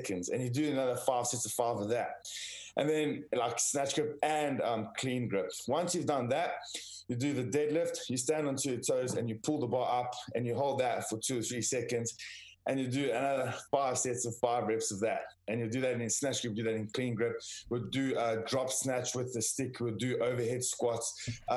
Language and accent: English; South Africa; moved away; I was born and raised in South Africa